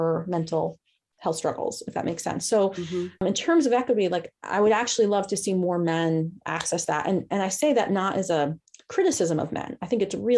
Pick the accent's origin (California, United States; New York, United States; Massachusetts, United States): New York, United States; accent: New York; moved away; My New York just came out, fools. I'm from New York originally.